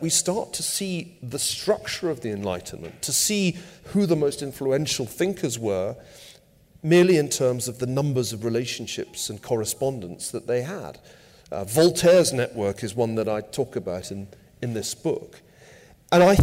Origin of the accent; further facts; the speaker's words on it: United Kingdom; now in United States; As somebody born in Britain